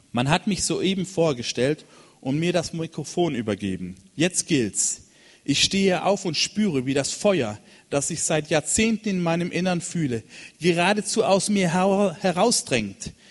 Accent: Cameroon; In Kamerun in, in, gibt es, da bin ich aufgewachsen in Westafrika, da gibt es eine Kirche an der Küste in Kribi.

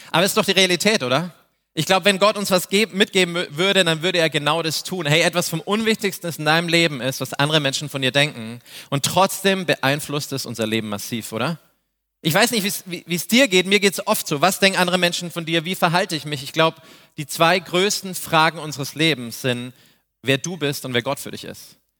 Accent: Neumarkt in der Oberpfalz, Bavaria, Germany; ich bin aus Neumarkt, das ist in der Oberpfalz, hinter den sieben Bergen bei den sieben Zwergen. Wir sprechen eine andere Sprache

